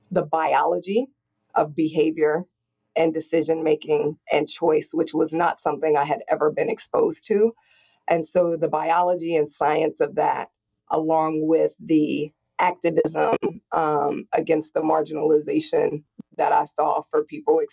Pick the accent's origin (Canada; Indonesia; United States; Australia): United States; Indianapolis, Indiana; I grew up in Indianapolis, Indiana in the 80s